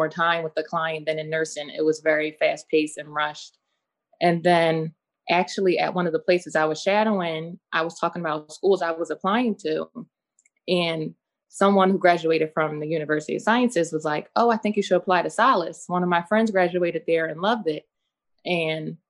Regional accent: Philadelphia, Pennsylvania, United States; from Philadelphia.

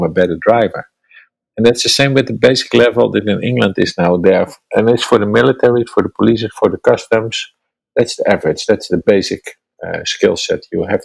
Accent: Netherlands; English is a second language; I'm from Holland, and English is not my native language

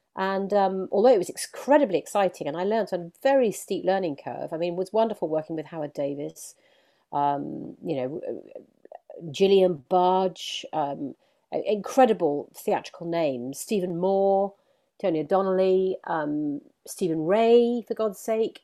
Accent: Leeds, Yorkshire and the Humber, United Kingdom; now in London, United Kingdom; I grew up in Yorkshire, um, where my, my, my mum wasn't northern. Uh, I was brought up in Leeds

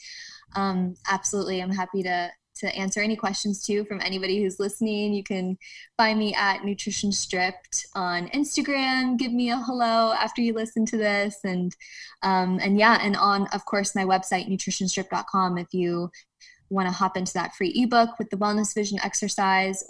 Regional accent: Ohio, United States; We're from Ohio

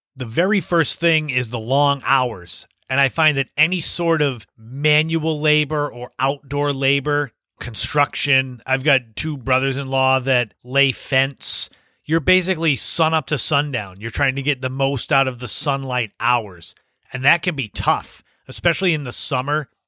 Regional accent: Cape Cod, Massachusetts, United States; also born or lived in Las Vegas; I had come back to Cape Cod from Las Vegas

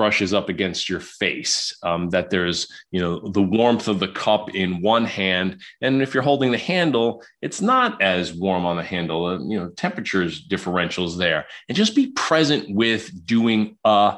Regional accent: New York City, New York, United States; moved away; also born or lived in Illinois; I was raised in Queens, New York.

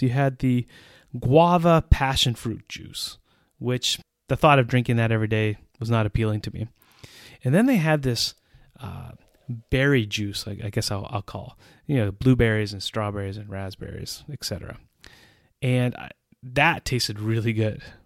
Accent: United States; moved away as an adult; now in Central Europe; As an American citizen who has lived in Central Europe for almost 20 years

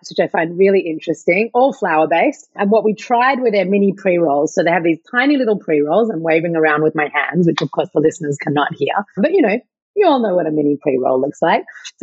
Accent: Australia; accent: Australian; my Australian accent

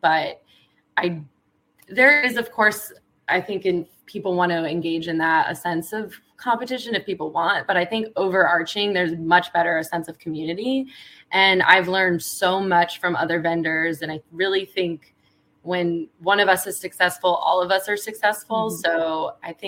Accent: Virginia Beach, Virginia, United States; moved away as an adult; also born or lived in Brooklyn, New York; moving back to Virginia Beach, my hometown

